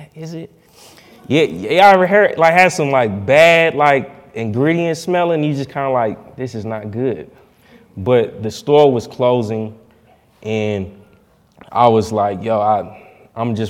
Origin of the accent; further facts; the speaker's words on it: Indianapolis, Indiana, United States; I'm from Indianapolis, you know what I'm saying, born and raised